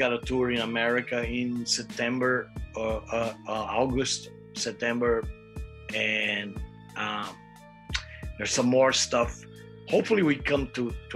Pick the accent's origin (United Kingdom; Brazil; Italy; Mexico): Brazil; I'm from Brazil